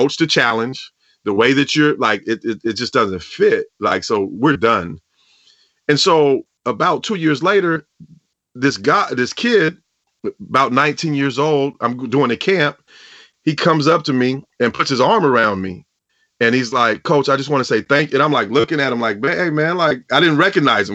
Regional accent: the Northwest, Pacific Northwest, United States; I grew up in the Northwest

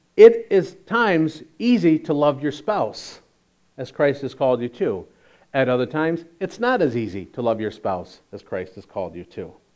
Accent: Chicago, Illinois, United States; we're from Chicago

